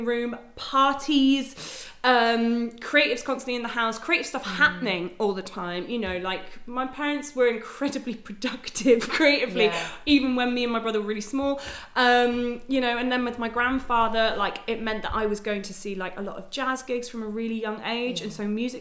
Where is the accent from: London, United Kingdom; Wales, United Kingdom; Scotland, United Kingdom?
Wales, United Kingdom; Machynlleth; also born or lived in Aberystwyth; my actual hometown is Machynlleth